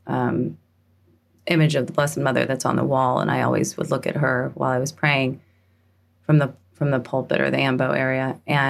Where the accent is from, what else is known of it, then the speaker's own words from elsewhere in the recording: St. Louis, Missouri, United States; moved away as an adult; also born or lived in New York City / the West; I'm from St. Louis, Missouri